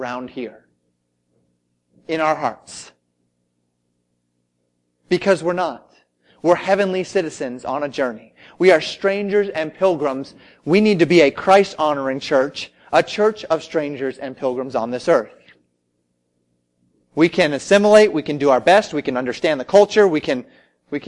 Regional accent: United States; I was an American, through and through.

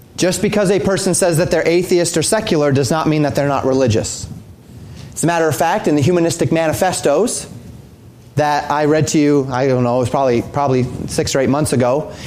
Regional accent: Colorado, United States; I grew up in Colorado

